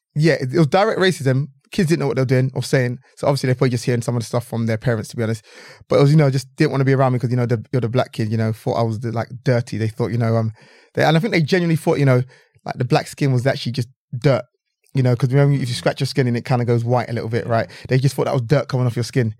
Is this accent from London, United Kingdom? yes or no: yes; London, United Kingdom; I grew up in London, England, you know, this is, this is the, you know, the culture I grew up in.